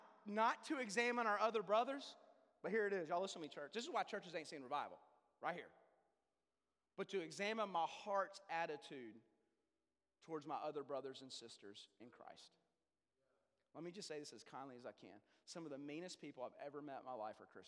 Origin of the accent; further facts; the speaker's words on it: Denton, Texas, United States; I grew up in North Texas, Denton, Texas